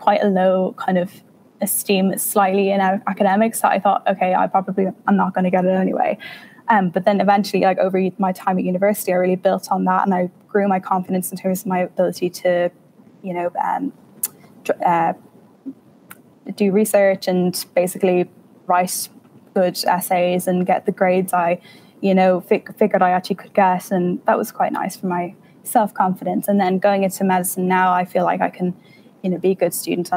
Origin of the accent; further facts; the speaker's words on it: Ireland; moved away as an adult; now in United Kingdom; even as an Irish student